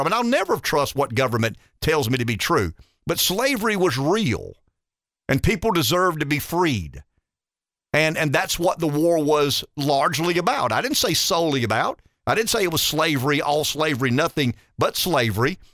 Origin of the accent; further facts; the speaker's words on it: the South, United States; I'm a Southerner